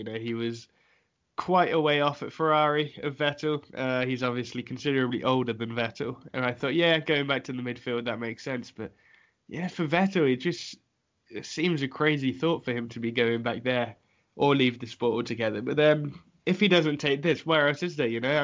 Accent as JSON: {"language": "English", "region": "England", "country": "United Kingdom", "said": "I'm English"}